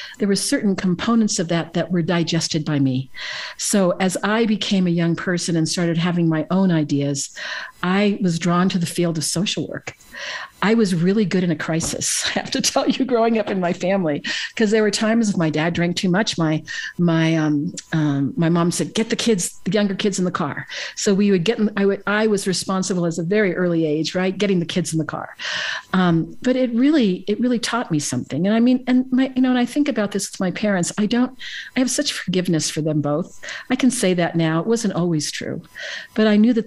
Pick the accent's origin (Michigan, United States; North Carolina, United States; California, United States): California, United States; San Francisco; I was born in San Francisco, California